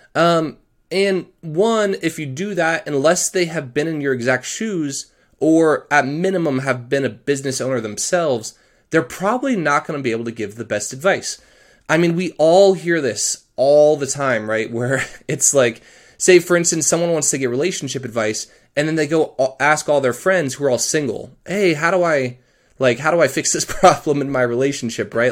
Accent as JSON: {"language": "English", "region": "Colorado", "country": "United States", "said": "I'm actually from Colorado"}